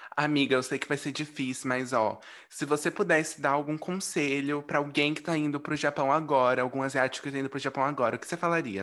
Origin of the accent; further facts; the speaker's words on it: Brazil; nós amarelos no Brasil